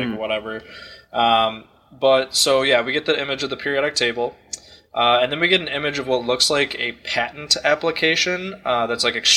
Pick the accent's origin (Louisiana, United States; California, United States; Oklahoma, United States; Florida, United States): Florida, United States; Tampa; I was born in Tampa, Florida